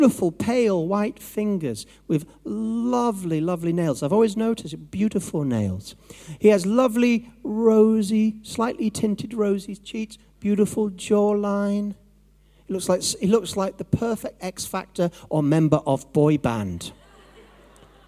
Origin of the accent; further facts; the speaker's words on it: Yorkshire and the Humber, United Kingdom; I'm from Yorkshire, so I can say this about my own people